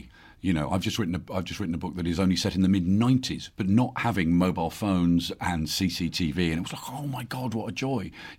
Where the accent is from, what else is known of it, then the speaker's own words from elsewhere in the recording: Birmingham, West Midlands, United Kingdom; moved away; I'm a Brummie